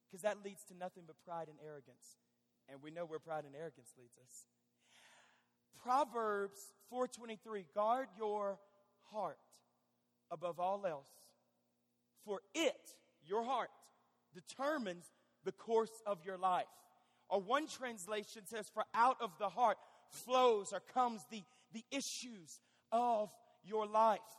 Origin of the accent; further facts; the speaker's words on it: Fort Smith, Arkansas, United States; I'm from Fort Smith, Arkansas.